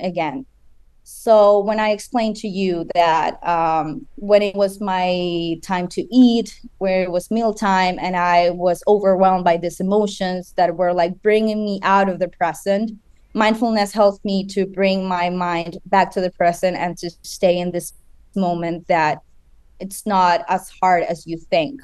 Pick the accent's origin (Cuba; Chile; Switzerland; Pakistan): Chile; moved away as an adult; now in United States; I'm originally from Chile. That's my home country